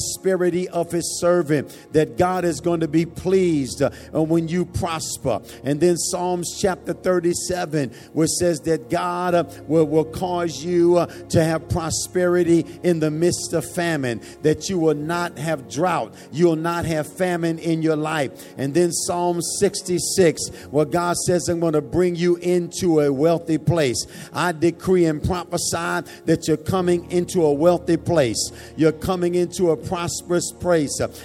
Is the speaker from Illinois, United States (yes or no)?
yes; Chicago, Illinois, United States; I'm from Chicago, and Chicago is known for its cold weather